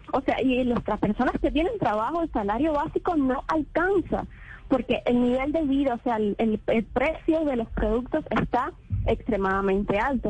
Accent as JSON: {"language": "Spanish", "country": "Cuba", "said": "le voy a hablar como, como cubana"}